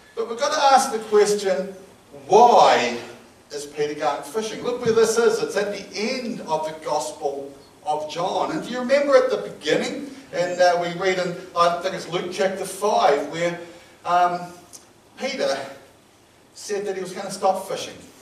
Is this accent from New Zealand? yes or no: yes; New Zealand; I'm a Kiwi